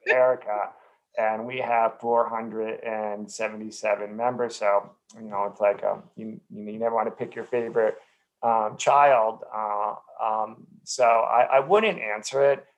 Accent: New Jersey, United States; I grew up in New Jersey

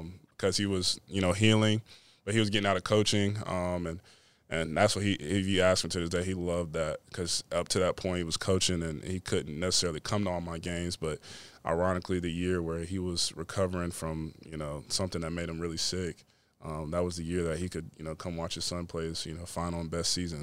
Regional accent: Winston-Salem, North Carolina, United States; what it means to come from there, from Winston Salem

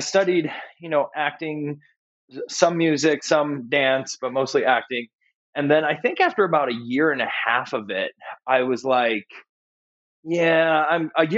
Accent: Rossford, Ohio, United States; I grew up in Rossford, Ohio, which was a very small town in right next to Toledo, Ohio

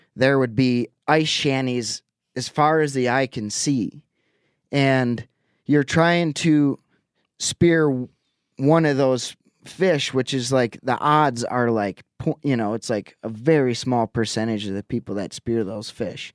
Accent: Lake Winnebago, Wisconsin, United States; moved away; Lake Winnebago. That's where I grew up in Wisconsin

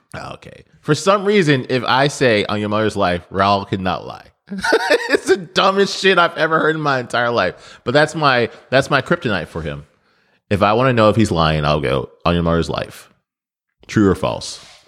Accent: Nebraska, United States; now in Memphis, United States; I grew up in Nebraska

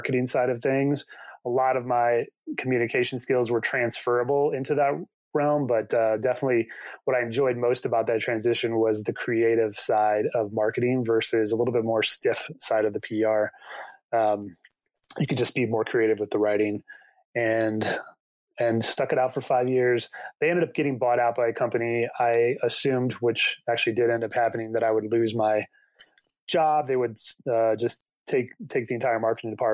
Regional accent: South Bend, Indiana, United States; also born or lived in Chicago, United States; now in Colorado, United States; I grew up in South Bend where we used to get 10, 12 inches of lake effect snow

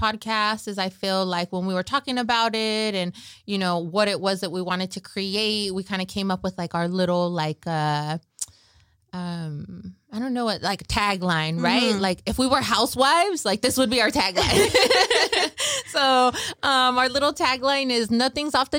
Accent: Salinas, California, United States; I am born and raised in Salinas

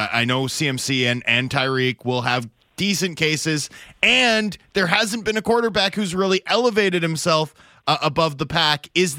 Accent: Canada; you can tell I'm Canadian there

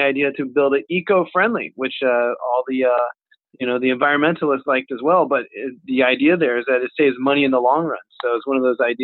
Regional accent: Bexley, Ohio, United States; city hall here in my hometown, Bexley, Ohio

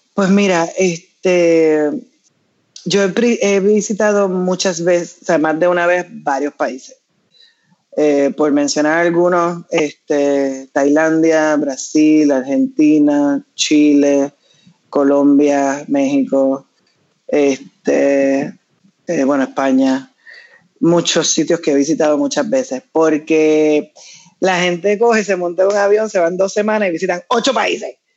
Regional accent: Puerto Rico; yo nací en Puerto Rico y tuve la bendición de ser, haber nacido en esta tierra

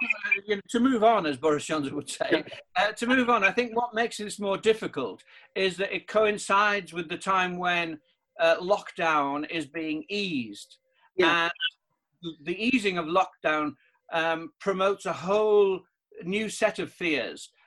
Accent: the Northeast, North East England, United Kingdom; I'm from the Northeast

